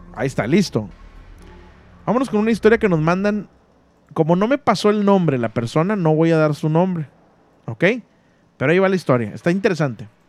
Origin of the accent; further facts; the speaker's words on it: Monterrey, Nuevo León, Mexico; now in Ciudad Mante, Mexico; soy de Monterrey, pero vivo